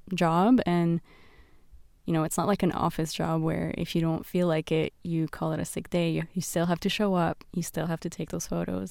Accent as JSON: {"language": "English", "town": "Beirut", "region": "Beirut Governorate", "country": "Lebanon", "tie": "born or raised there", "said": "the streets of Beirut, where I grew up"}